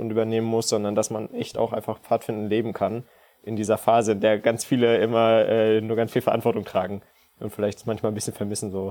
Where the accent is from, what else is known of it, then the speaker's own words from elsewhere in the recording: Leipzig, Saxony, Germany; Ich komme aus Leipzig.